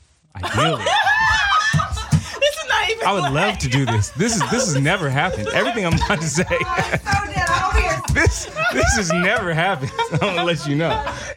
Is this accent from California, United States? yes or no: yes; Oakland, California, United States; now in Los Angeles, United States; Yeah, I'm from East Oakland.